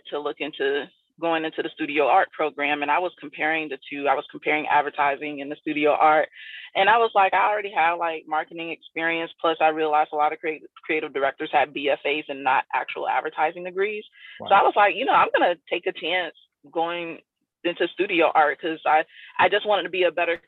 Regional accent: South Florida, United States; also born or lived in Tampa; when I moved from South Florida, where I grew up, to Tampa, which is more like Central Florida

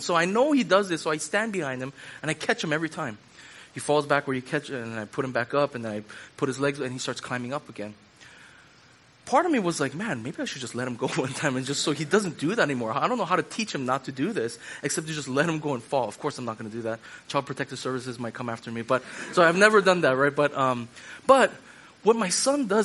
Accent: Hawaii, United States; when I was growing up at my church that I grew up at in Hawaii

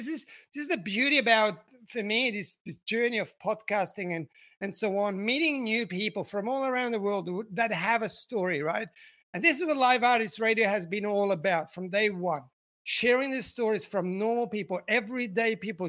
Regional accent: Bern, Switzerland; born there; which is amazing, as I was born in Bern. So, you know, it's quite a special day for me today to be connected back to my land and origins.

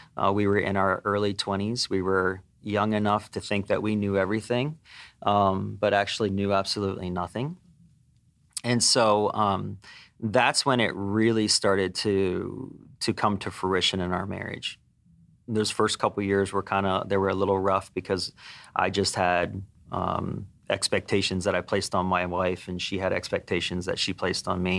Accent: Pennsylvania, United States; moved away as an adult; I grew up in Pennsylvania

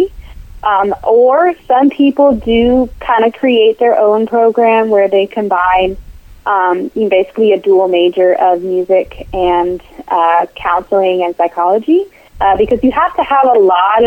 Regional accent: Charlottesville, Virginia, United States; So I grew up in Charlottesville. It's my hometown

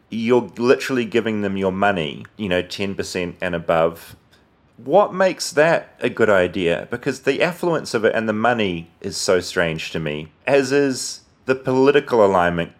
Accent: New Zealand; moved away; as a New Zealander

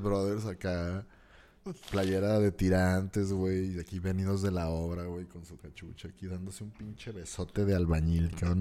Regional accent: Torreón, Coahuila, Mexico; de aquí como lagunero

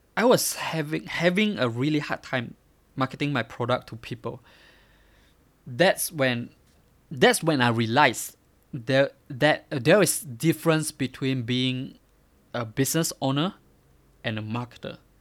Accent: Miri, Sarawak, Malaysia; I grew up in Miri, a small city from Malaysia.

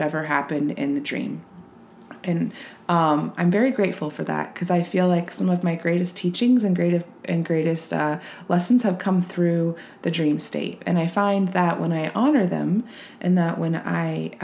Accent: Reno, Nevada, United States; where I grew up in Reno, Nevada

